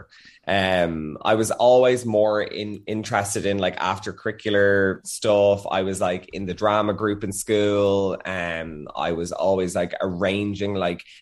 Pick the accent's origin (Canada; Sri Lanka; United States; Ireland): Ireland; Dublin, Leinster; I am from Churchtown, which is kind of, I always say it's near Dundrum because no one ever knows about Churchtown in Dublin